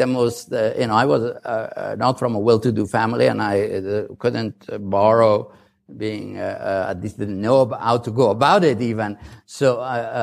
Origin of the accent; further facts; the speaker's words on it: Mazar-i-Sharif, Balkh, Afghanistan; moved away as an adult; also born or lived in Kabul; now in United States; I was born in Mazar